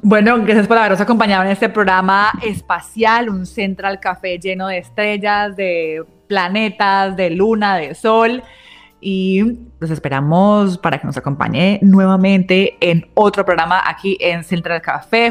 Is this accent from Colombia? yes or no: yes; Colombia; como colombianos